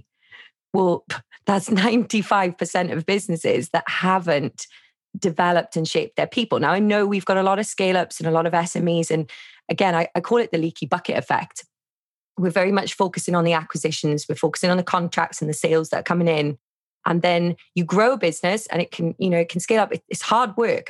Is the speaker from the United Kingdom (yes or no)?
yes; Wales, United Kingdom; I'm from Wales.